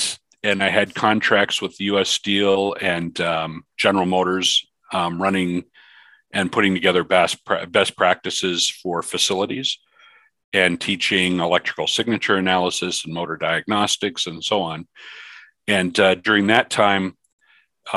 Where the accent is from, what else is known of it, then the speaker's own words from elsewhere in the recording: Newfoundland and Labrador, Canada; moved away; I grew up in Newfoundland, Canada